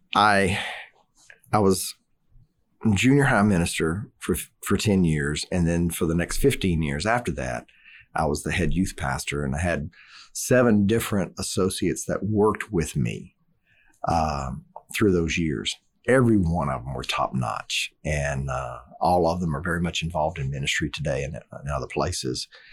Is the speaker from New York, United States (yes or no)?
no; Southeast Louisiana, United States; I grew up in Southeast Louisiana